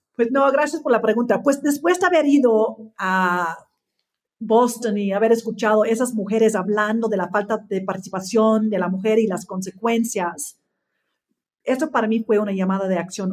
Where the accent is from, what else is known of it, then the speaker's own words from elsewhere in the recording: Australia; Spanish is a second language; moved away as an adult; now in Mexico; yo nací en Australia, que crecí ya en una familia Um, del campo